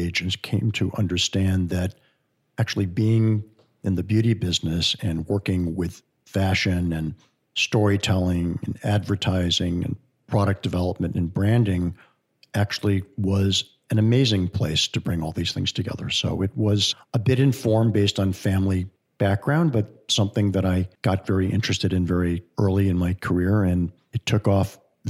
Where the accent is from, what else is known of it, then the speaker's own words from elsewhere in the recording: Shaker Heights, Ohio, United States; moved away; growing up in Shaker Heights, Ohio, which is like super square and super old school suburban